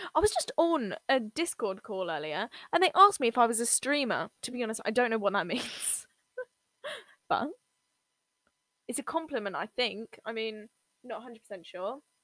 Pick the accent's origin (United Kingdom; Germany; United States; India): United Kingdom; England; I'm from England